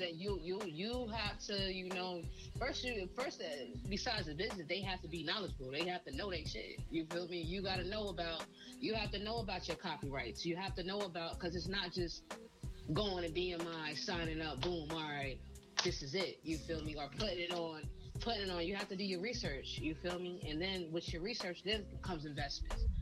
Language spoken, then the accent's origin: English; Trenton, New Jersey, United States; also born or lived in California; I'm from Trenton, New Jersey.